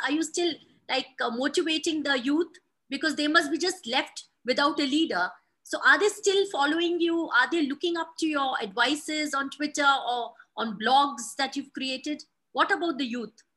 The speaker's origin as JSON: {"language": "English", "town": "Mumbai", "region": "Maharashtra", "country": "India", "tie": "born or raised there", "moved": "yes", "said": "my hometown in Mumbai"}